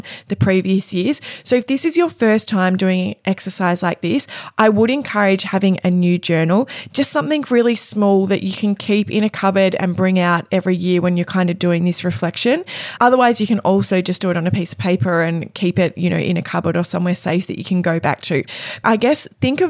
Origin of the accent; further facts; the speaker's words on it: Cape Paterson, Victoria, Australia; Cape Patterson, my hometown